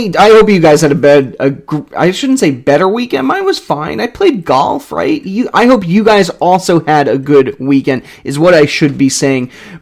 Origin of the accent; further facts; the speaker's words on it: United States; I'm American